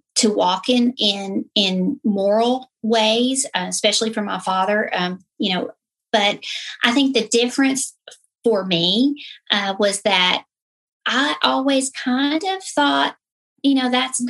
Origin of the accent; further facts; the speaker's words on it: the South, United States; I was raised in the South. You know, as soon as I open my mouth, most of you will know that's where I came from